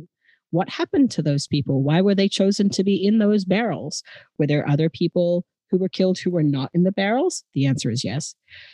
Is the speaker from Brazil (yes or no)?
no; Adelaide, South Australia, Australia; accent: Australian; And Adelaide is my hometown. I'm going to honor my roots by talking more in my natural Australian accent tonight.